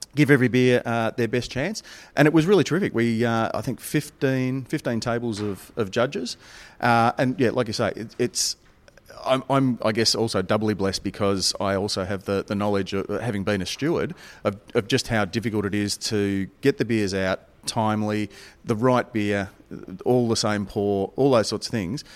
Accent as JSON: {"language": "English", "town": "Melbourne", "region": "Victoria", "country": "Australia", "tie": "born or raised there", "said": "Melbourne, my hometown"}